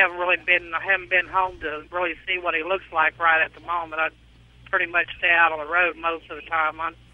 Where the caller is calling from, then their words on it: Hartford, Connecticut, United States; Right at the moment, I'm going through Hartford, Connecticut.